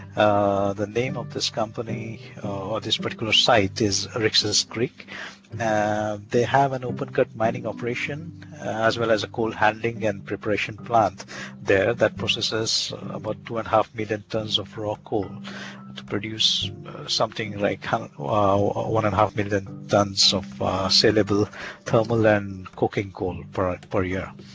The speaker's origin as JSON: {"language": "English", "country": "India", "tie": "born or raised there", "moved": "as an adult", "lives_now": "Lund, Sweden", "said": "I come from India basically. I was born and brought up there, and I did my entire education there"}